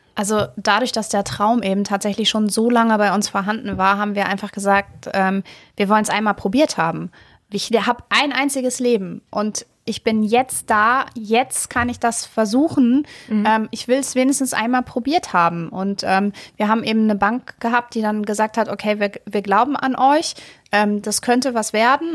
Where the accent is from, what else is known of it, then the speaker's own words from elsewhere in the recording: Bad Essen, Lower Saxony, Germany; moved away; also born or lived in Hamburg; Ich komme also. aus einem kleinen Fachwerkstädtchen Bad Essen